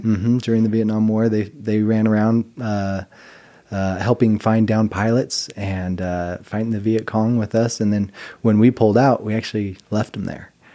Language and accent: English; Mountain Home, Idaho, United States; I grew up in a little town called Mountain Home, Idaho